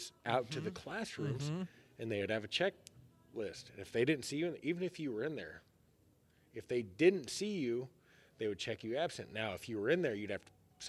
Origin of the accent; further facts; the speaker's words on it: Pettis County, Missouri, United States; I'm back in Pettis County